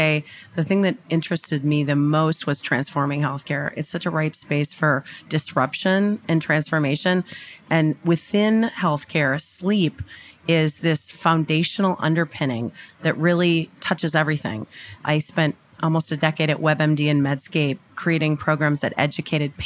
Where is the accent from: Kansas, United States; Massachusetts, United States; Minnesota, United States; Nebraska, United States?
Minnesota, United States; I did grow up in Minnesota